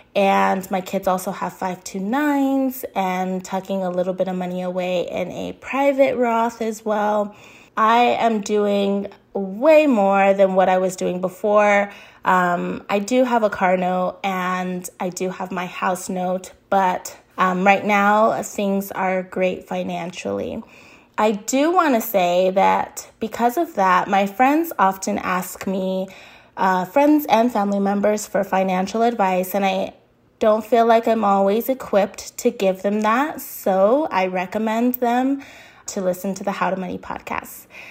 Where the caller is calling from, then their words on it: Arizona, United States; I'm calling in from Arizona.